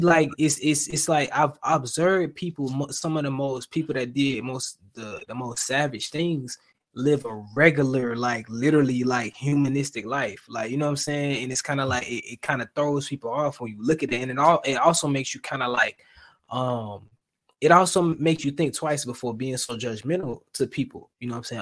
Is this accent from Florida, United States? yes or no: yes; Florida, United States; now in Atlanta, United States; I'm from the South, right? But I'm from Florida, right? So I stay in Georgia now. I stay in Atlanta.